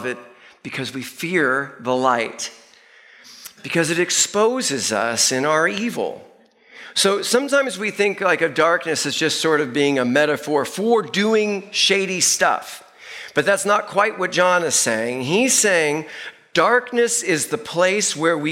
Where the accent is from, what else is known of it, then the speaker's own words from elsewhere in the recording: Northeast, United States; moved away; I grew up in the Northeast